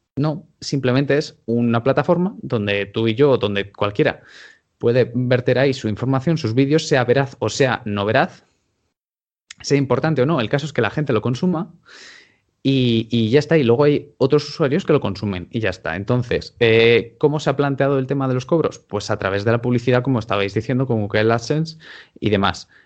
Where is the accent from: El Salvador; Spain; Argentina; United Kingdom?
Spain; Castile and León; now in Madrid, Spain; yo mismamente estoy censado en mi pueblo, que está en Ávila, y estoy aquí en Madrid.